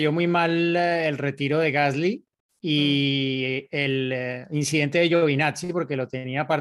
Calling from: Coacalco, State of Mexico, Mexico; Soy Edgar de Coacalco, Estado de México.

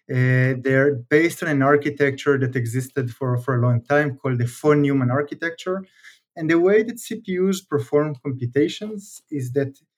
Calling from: Bay Area, California, United States; I'm calling from the, the Bay Area where I live.

